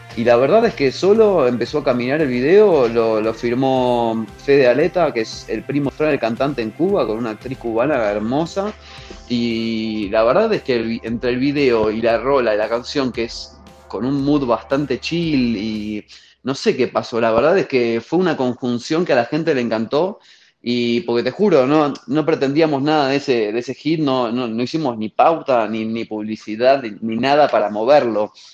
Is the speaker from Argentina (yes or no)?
yes; Argentina; moved away as an adult; now in Mexico; siendo argentino